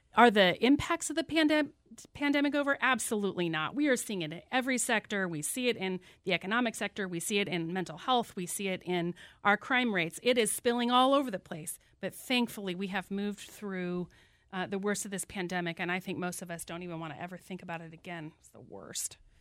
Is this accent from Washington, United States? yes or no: yes; Whatcom County, Washington, United States; I was born right here in Whatcom County and have five generations of my family who've lived here